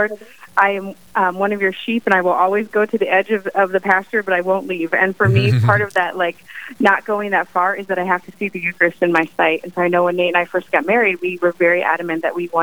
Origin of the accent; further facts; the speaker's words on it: Illinois, United States; now in North Dakota, United States; I'm from Illinois